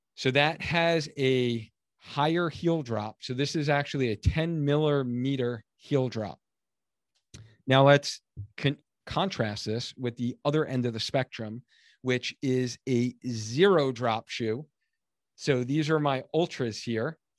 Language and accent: English; Long Island, New York, United States; now in Connecticut, United States; I grew up in Long Island, New York